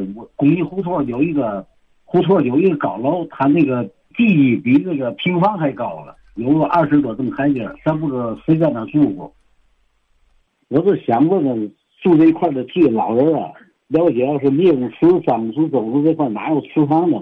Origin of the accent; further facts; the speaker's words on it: Tianjin, China; 北开事我从小在长大的